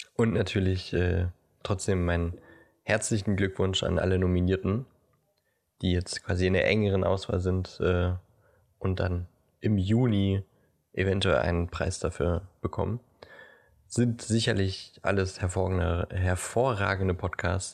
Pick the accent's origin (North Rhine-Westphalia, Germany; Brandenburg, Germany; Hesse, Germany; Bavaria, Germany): Brandenburg, Germany; wir sind ja beide in Brandenburg zur Schule gegangen